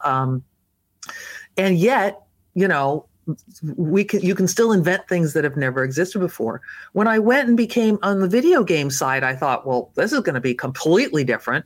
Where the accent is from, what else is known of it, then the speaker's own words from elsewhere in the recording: Los Angeles, California, United States; grew up in Southern California, and I, uh, was born in Los Angeles